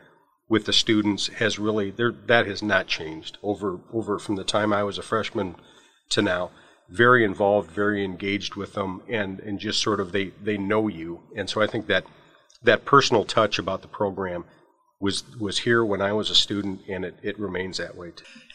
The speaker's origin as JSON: {"language": "English", "town": "Mitchell", "region": "South Dakota", "country": "United States", "tie": "born or raised there", "said": "born and raised in Mitchell, South Dakota, and came here back in 1980 as a journalism major, was a freshman"}